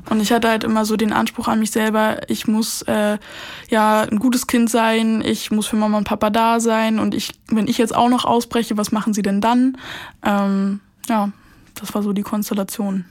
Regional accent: Brandenburg, Germany; ich komme nicht aus Berlin. Ich mhm. bin in Brandenburg groß geworden

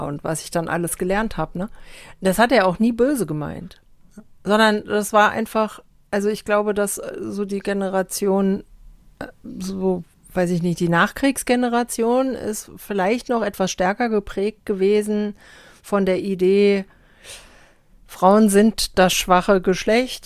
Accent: Germany; Ich sage Deutschland

